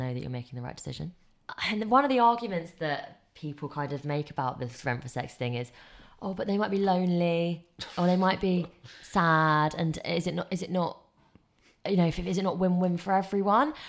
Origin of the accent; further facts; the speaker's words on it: England, United Kingdom; I grew up in England